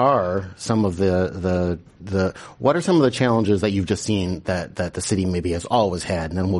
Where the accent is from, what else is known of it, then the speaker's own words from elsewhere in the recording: Wisconsin, United States; moved away; I'm from Wisconsin